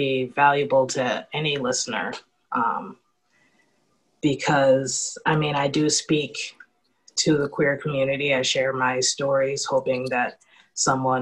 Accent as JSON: {"language": "English", "town": "Worcester", "region": "Massachusetts", "country": "United States", "tie": "born or raised there", "moved": "as an adult", "lives_now": "Providence, United States", "said": "I grew up in Worcester, Massachusetts."}